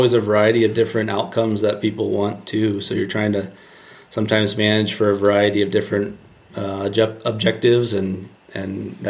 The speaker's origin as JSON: {"language": "English", "region": "Ohio", "country": "United States", "said": "And I'm biased towards that because I'm from Ohio and, you know, there's a lot of fish there, and it's definitely a great fishery."}